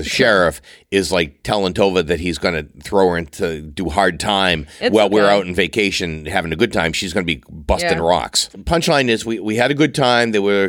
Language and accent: English; Massachusetts, United States; I grew up on Cape Cod.